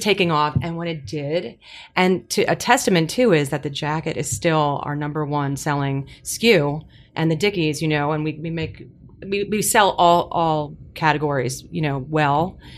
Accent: New Jersey, United States; I was from New Jersey

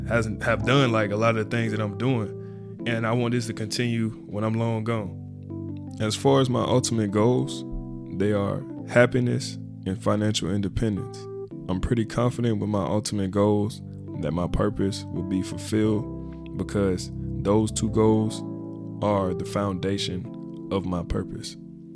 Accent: Birmingham, Alabama, United States; also born or lived in Sarasota, Florida; I'm from Birmingham, Alabama, but I was also raised in Sarasota, Florida. I spent an equal amount of time in both places, so I'm a native to both.

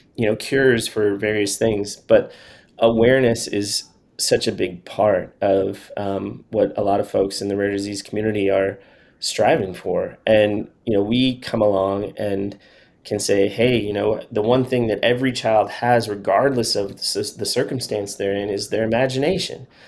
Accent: Chicago, Illinois, United States; moved away as an adult; now in Nashville, United States; I'm from Chicago. I went to school in Chicago at Northwestern University, and then I moved down to Nashville after school.

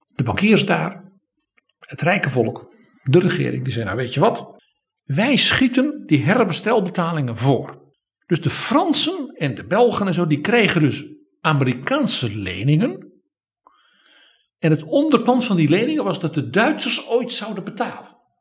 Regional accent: Netherlands

